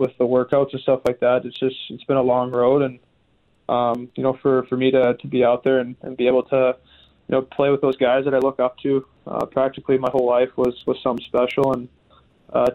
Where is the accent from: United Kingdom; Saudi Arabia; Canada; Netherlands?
Canada; Western Canada; growing up in Western Canada